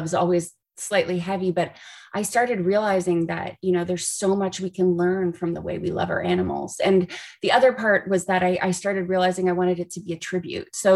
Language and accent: English; Canada; moved away as an adult; now in Los Angeles, United States; I'm originally from Canada, and he moved to Los Angeles with me.